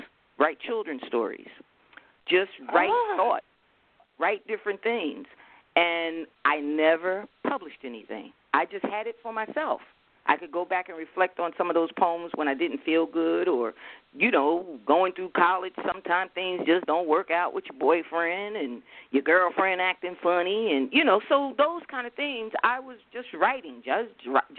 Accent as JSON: {"language": "English", "town": "Newark", "region": "New Jersey", "country": "United States", "tie": "born or raised there", "said": "I grew up in the South Ward district of Newark, New Jersey, Brick City"}